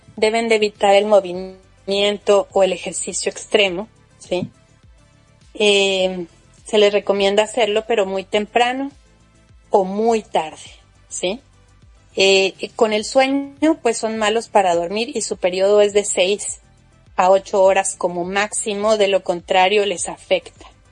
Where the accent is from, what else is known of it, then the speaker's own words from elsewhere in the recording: Mexico; yo soy mexicana